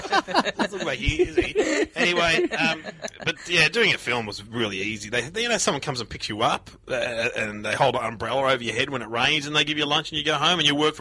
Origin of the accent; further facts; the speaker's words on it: Mitcham, Victoria, Australia; I was from Mitcham. Different parts of the world, but very similar.